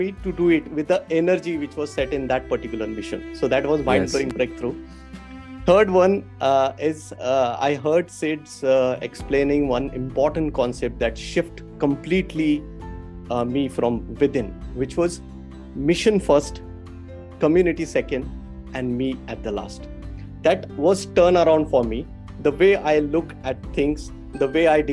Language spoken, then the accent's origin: English; Pune, Maharashtra, India; I'm basically from Pune.